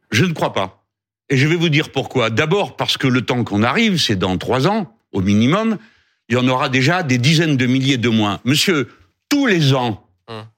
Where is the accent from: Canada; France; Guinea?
France; nous sommes français.